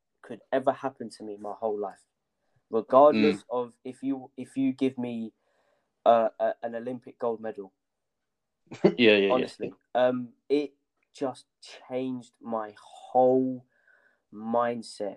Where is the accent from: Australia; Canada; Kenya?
Kenya; moved away; I was born in Kenya